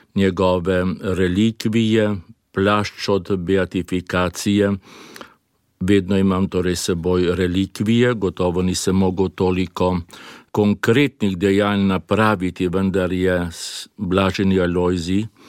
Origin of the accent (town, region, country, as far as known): Slovenia; also born or lived in Belgrade, Serbia